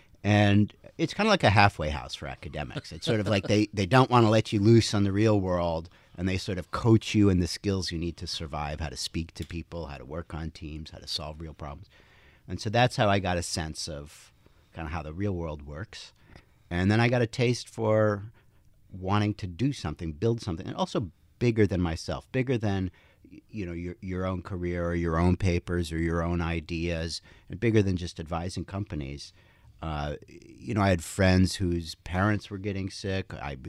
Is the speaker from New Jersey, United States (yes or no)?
yes; Princeton, New Jersey, United States; because my parents were physicists, we grew up in Princeton